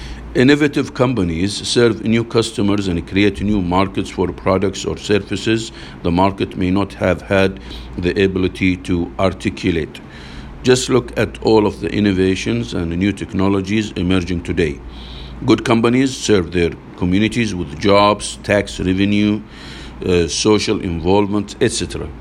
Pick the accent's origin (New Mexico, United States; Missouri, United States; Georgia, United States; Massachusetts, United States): Massachusetts, United States; It is a tradition in my home state. It's a tradition in my home state of Massachusetts